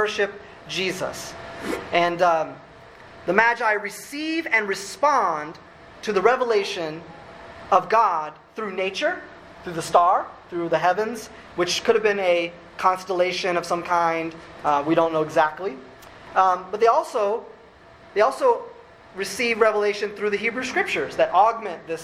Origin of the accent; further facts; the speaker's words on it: Illinois, United States; moved away as an adult; also born or lived in New Orleans; now in St. Paul, United States; my hometown in Illinois, where I came to faith at 16